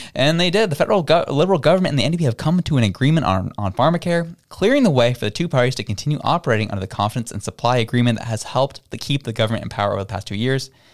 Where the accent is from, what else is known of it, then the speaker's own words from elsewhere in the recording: Toronto, Ontario, Canada; I had the privilege of growing up in Toronto